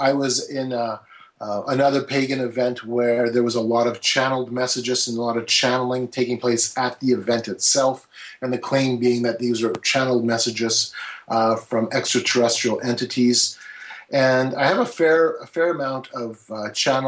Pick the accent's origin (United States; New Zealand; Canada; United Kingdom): Canada; I'm from Canada